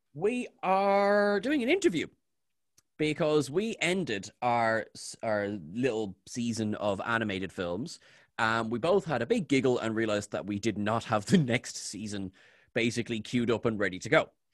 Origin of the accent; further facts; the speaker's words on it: Ireland; I'm Irish.